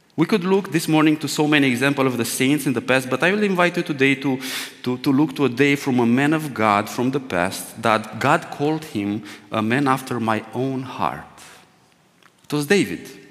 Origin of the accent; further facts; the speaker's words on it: Romania; English is a second language; my first Romanian uh, English sermon will sound like. By the way, this is the second time I preach in English language